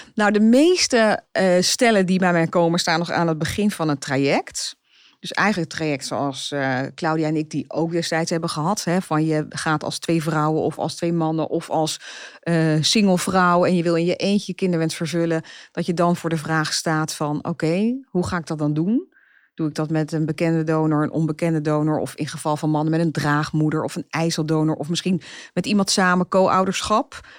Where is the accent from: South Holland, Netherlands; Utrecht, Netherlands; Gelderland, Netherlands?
Utrecht, Netherlands; Zeist; ik kom uit Zeist